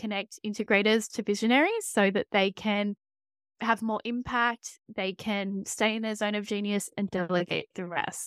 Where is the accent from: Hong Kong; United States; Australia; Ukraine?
Australia; as you can probably tell from my voice, I am from Australia